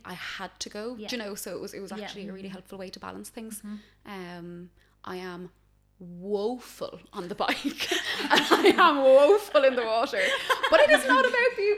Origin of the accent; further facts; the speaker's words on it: Wexford, Leinster, Ireland; moved away as an adult; now in Belfast, United Kingdom; I am from Wexford originally